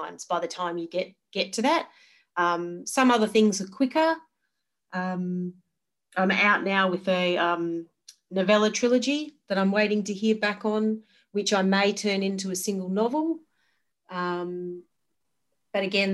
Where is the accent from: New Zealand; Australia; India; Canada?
Australia; Geraldton, Western Australia; moved away as an adult; now in Perth, Australia; I grew up in Geraldton in Western Australia